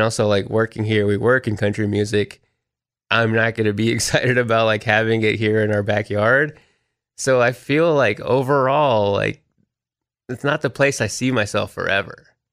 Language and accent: English; Texas, United States; moved away as an adult; also born or lived in Austin, Texas; now in Nashville, United States; growing up in Texas